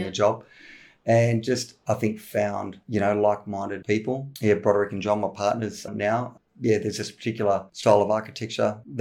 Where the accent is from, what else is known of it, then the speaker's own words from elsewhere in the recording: Griffith, New South Wales, Australia; I grew up in Griffith, rural New South Wales